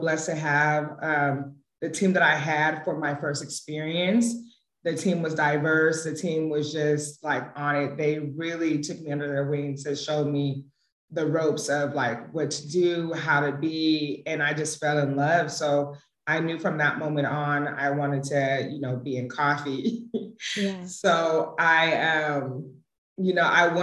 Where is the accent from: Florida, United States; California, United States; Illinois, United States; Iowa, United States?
California, United States; San Jose; also born or lived in Las Vegas / Sacramento; I'm actually from San Jose. I was born in Las Vegas, but I've been in like San Jose since maybe 6 months. Went to all schooling out here.